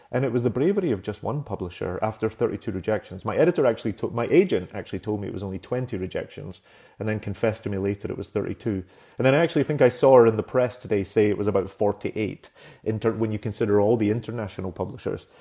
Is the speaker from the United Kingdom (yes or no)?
yes; Glasgow, Scotland, United Kingdom; now in United States; growing up in Glasgow